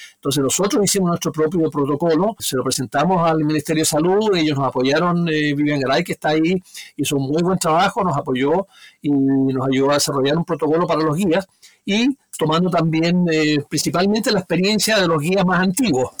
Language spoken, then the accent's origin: Spanish; Magallanes y de la Antártica Chilena, Chile; yo soy magallánico, yo soy patagón.